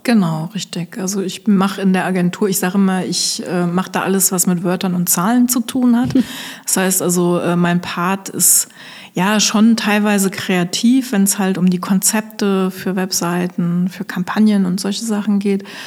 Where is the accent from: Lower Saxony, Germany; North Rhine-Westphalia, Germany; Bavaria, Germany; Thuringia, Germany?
Lower Saxony, Germany; Osnabrück; moved away as an adult; also born or lived in Koblenz; now in Westerwald, Germany; ich komme gebürtig aus Osnabrück